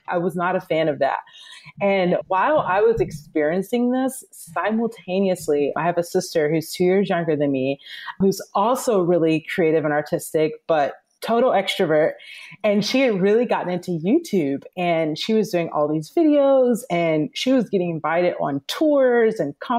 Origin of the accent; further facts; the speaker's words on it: Atlanta, Georgia, United States; now in Los Angeles, United States; I'm originally from the South. I'm from Atlanta, Georgia, and I currently live in Los Angeles.